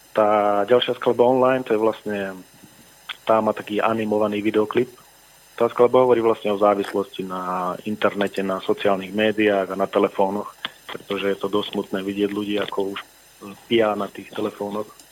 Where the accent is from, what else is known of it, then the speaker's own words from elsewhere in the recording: Fiľakovo, Banská Bystrica Region, Slovakia; also born or lived in Lučenec; ja pochádzam z Filakova, ale narodil som sa v Lučenci